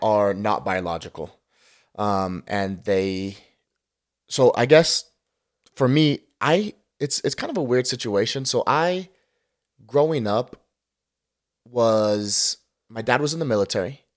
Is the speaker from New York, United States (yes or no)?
no; Lehi, Utah, United States; moved away as an adult; also born or lived in Martinez, California / Las Vegas, Nevada; I'm from Lehigh, Utah. Grew up in Lehigh, Utah